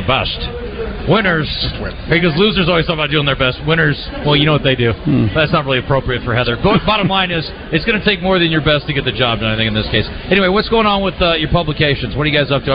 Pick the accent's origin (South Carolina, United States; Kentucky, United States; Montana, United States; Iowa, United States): Iowa, United States; I grew up in Iowa